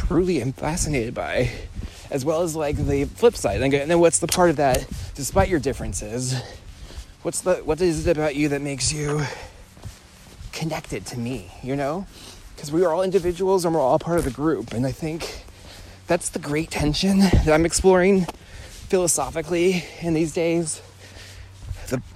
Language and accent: English; California, United States; moved away; I'm from California, born and raised.